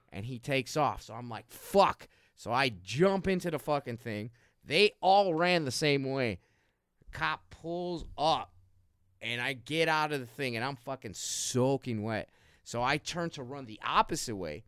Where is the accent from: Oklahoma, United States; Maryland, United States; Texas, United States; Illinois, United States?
Illinois, United States; Chicago; born or raised there